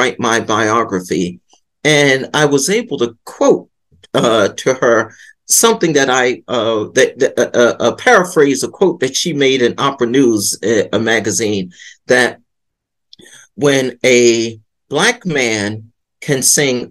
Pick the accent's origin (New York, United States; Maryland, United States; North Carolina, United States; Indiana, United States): Maryland, United States; Baltimore; I'm from Baltimore, born and raised